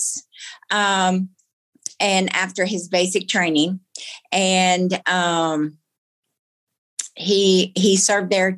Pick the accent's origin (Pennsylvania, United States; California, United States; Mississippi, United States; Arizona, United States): Mississippi, United States; Biloxi; I grew up in Biloxi, Mississippi, right down the road from Keesler Air Force Base